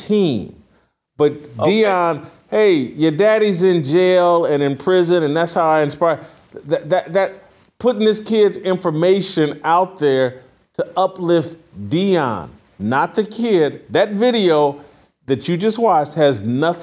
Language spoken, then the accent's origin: English; Indiana, United States; I'm from Indiana